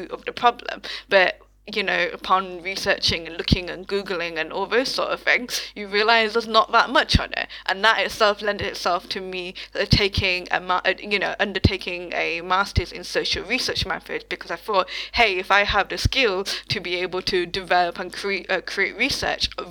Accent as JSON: {"language": "English", "country": "United Kingdom", "said": "my own experience as a British Bangladeshi person with my parents who migrated to the UK in like the 1960s, 70s sort of time"}